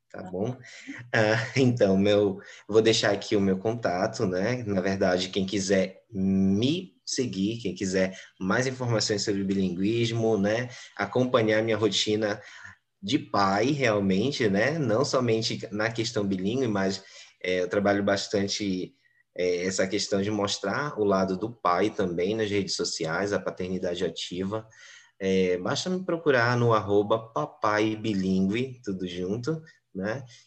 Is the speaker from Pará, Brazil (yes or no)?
yes; Belém, Pará, Brazil; Eu sou da cidade de Belém, do Pará, né, no Brasil